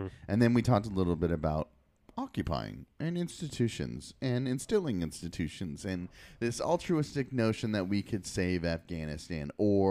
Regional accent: United States

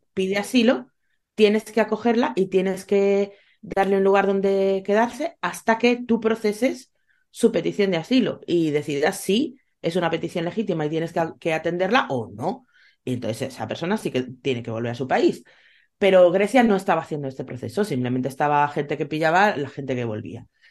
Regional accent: Spain; mi país

